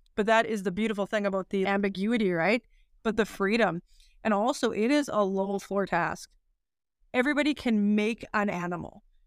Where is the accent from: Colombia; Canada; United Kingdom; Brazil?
Canada; Weyburn, Saskatchewan; I was born and raised in Weyburn, uh, Saskatchewan